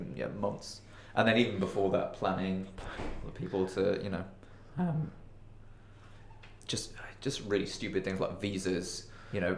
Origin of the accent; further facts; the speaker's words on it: United Kingdom; Growing up in quite a rural, suburban part of the UK